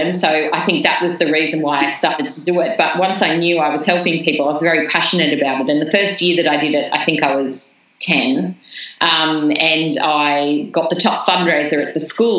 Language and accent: English; New South Wales, Australia; I wrote letters to every business in the town, in the small town that I grew up in New South Wales